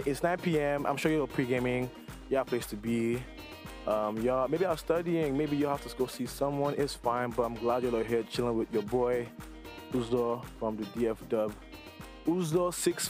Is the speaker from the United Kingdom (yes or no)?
no; Nigeria; moved away; growing up in Nigeria